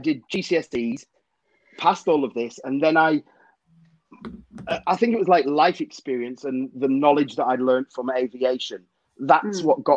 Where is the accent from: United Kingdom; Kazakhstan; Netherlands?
United Kingdom; Cumbria, North West England; I'm from Cumbria